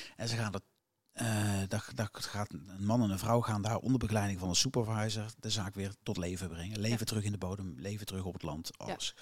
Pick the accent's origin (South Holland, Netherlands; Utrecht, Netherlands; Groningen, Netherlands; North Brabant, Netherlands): North Brabant, Netherlands; Als Brabander